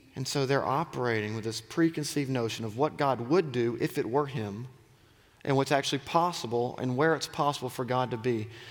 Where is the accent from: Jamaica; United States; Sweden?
United States; Auburn, Alabama; I grew up in Auburn. I'm a Southerner